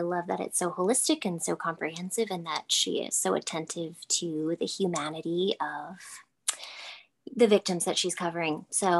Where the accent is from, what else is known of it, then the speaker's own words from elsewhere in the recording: Texas, United States; I am a mom of three, married mom of three in Texas. I hail from the Lone Star State in the United States.